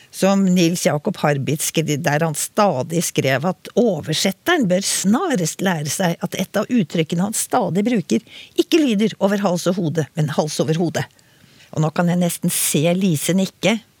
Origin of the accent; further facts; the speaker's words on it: Oslo, Norway; selv om jeg er fra Oslo, så begge foreldrene mine var liksom eh, innvandret til Oslo